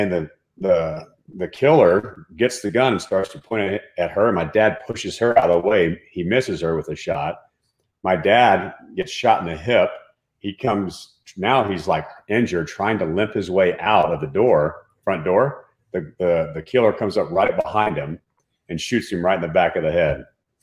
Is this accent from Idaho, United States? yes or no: no; Dallas-Fort Worth area, Texas, United States; I grew up in Texas, right? In the Dallas-Fort Worth area